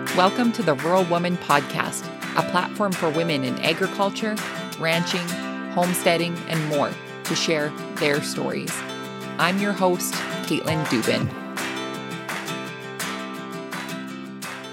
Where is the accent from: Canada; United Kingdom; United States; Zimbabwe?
Canada; Lethbridge, Alberta; I was born and raised in Southern Alberta. Um, I went to school in the same town, um, from kindergarten all the way through college. So I went to college at Lethbridge College